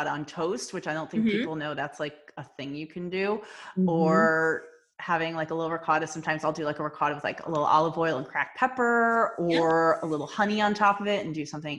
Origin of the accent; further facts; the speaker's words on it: New Jersey, United States; I'm from Jersey